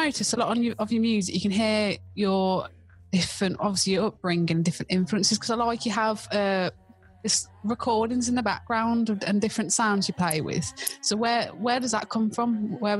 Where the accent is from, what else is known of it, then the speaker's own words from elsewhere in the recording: Wolverhampton, West Midlands, United Kingdom; I'm from God, Wolverhampton.